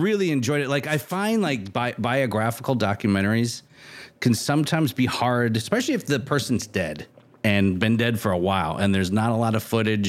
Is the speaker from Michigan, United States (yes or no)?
yes; Michigan, United States; now in San Francisco, United States; I live in San Francisco, moving to California, I'm from Michigan